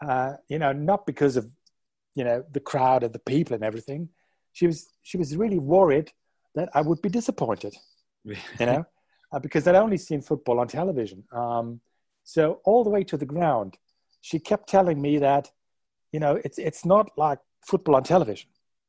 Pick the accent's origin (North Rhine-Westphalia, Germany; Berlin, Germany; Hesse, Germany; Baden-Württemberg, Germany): North Rhine-Westphalia, Germany; Unna; also born or lived in Dortmund; we moved away from Dortmund when I was about a year old. And we moved to a smaller town nearby called Unna.